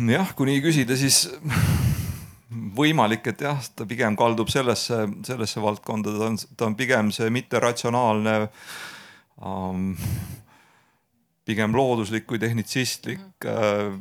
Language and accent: Estonian; Estonia; meie kui eestlased